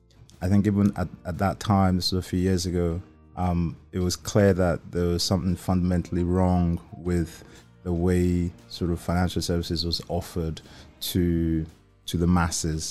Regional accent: Nigeria; I'm Nigerian

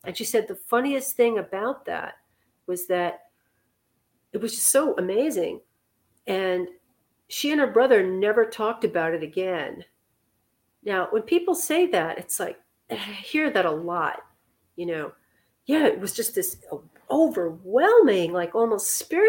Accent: New York City, New York, United States; I'm from Manhattan

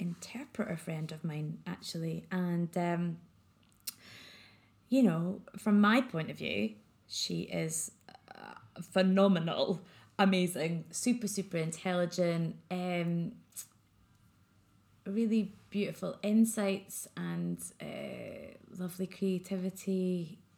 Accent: Scotland, United Kingdom; I'm very Scottish

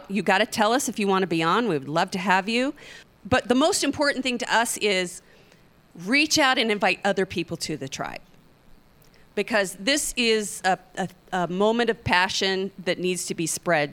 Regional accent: Oklahoma, United States; I'm from Oklahoma

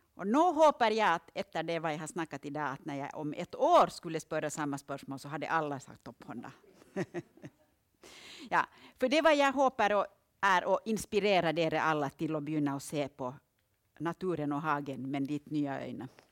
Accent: Finland; now in Østlandet, Norway; Jag kommer ju från Finland

